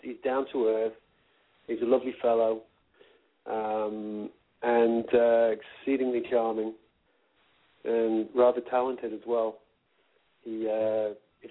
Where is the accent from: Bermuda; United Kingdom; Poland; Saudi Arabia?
United Kingdom; Northern England; I used to perform when I was a kid in my hometown in Northern England